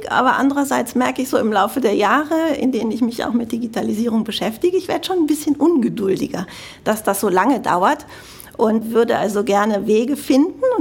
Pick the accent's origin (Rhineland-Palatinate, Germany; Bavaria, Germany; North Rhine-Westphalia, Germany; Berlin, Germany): North Rhine-Westphalia, Germany; Cologne; man hört es bestimmt, ich komme aus Deutschland. Aber ganz konkret komme ich aus Köln, aus dem Rheinland.